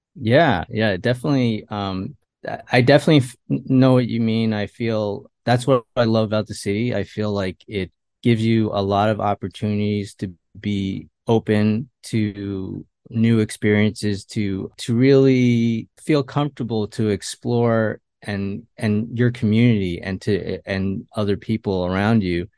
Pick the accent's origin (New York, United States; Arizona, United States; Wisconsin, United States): New York, United States; Westchester; also born or lived in Queens, New York; I was born and raised here in New York, and not New York City, but, uh, Westchester, New York